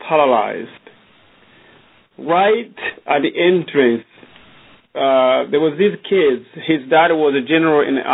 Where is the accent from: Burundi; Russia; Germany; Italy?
Burundi; now in Austin, United States; I was born in Burundi, in a small country